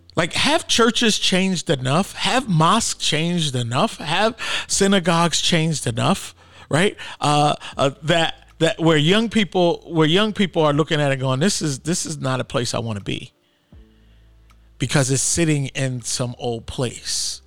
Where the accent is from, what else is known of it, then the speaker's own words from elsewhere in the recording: Philadelphia, Pennsylvania, United States; moved away as an adult; also born or lived in Atlanta; now in Portland, United States; I grew up in Philly, And, uh, most of my family still lives in Philadelphia